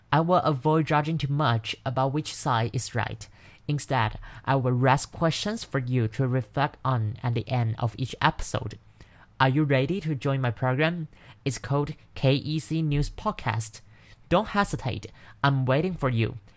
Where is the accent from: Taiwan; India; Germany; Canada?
Taiwan; English is a second language; also born or lived in Bangkok, Thailand; I'm your host … Let me introduce myself a bit first. I'm a Taiwanese, once studying international courses at Bangkok University.